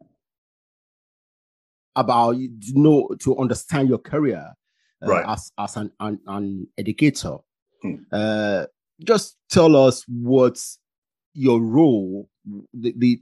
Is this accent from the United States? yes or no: no; Nigeria; moved away as an adult; now in United Kingdom; I came from Nigeria